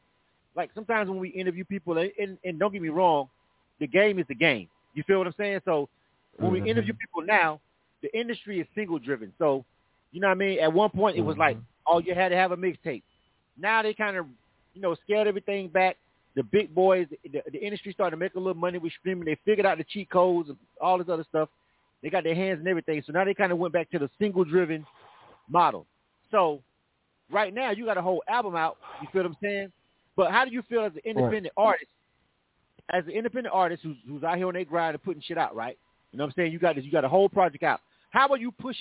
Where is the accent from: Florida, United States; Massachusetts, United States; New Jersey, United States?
Florida, United States; now in Atlanta, United States; I'm from Florida. I'm born and raised in Florida, but I've been in Atlanta for 20-something years